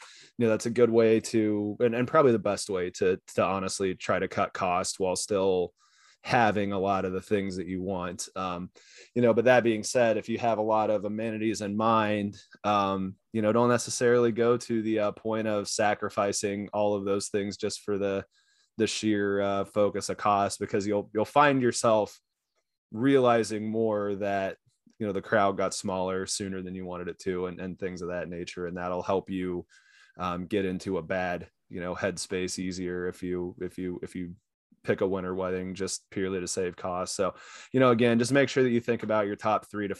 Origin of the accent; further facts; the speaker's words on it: Kansas, United States; moved away; growing up in Kansas